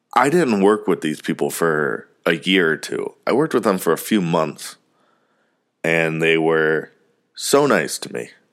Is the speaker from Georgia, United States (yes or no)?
no; Parma, Ohio, United States; now in Mooresville, United States; I was from Cleveland, from Parma